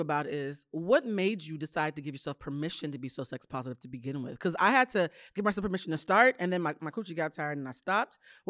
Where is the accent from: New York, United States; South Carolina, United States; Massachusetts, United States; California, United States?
Massachusetts, United States; Boston; I'm from Boston. I'm used to holding on to one black person and writing them.